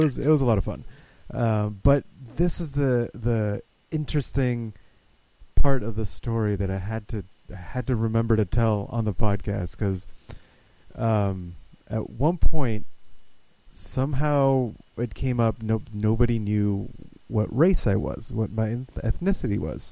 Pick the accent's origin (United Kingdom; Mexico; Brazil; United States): Mexico; I'm from Mexico.